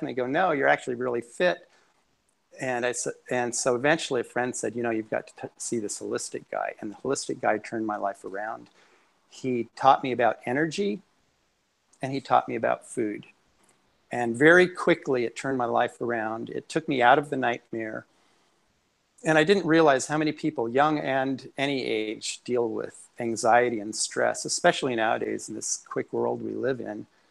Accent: Aspen, Colorado, United States; moved away as an adult; also born or lived in New York City; now in Boston, United States; I, I'm an Aspen native. I was born and raised in Aspen, Colorado. And when I was 18, I left for New York City

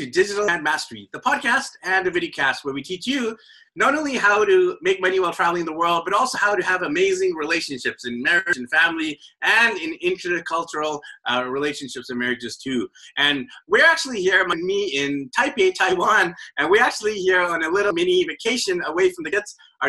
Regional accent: Canada; I'm Indian, born in Canada

